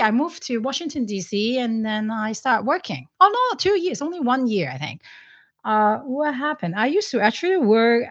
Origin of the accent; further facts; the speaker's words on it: Hong Kong; moved away; I'm originally from Hong Kong